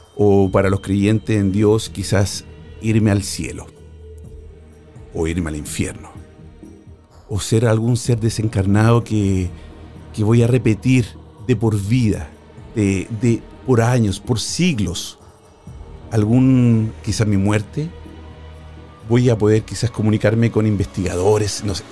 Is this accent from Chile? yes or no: yes; Chile; now in Spain; Chile, de mi país natal.